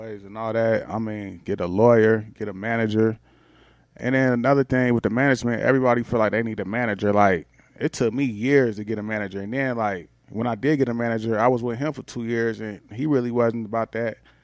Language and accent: English; the Bay Area, California, United States; also born or lived in Atlanta, Georgia; now in Los Angeles, United States; I'm coming up from the Bay